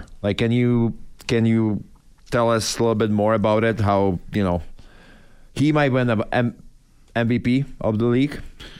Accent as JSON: {"language": "English", "country": "Czechia", "tie": "born or raised there", "second_language": "English", "moved": "yes", "lives_now": "United States", "said": "I'm from Czech Republic, from Europe."}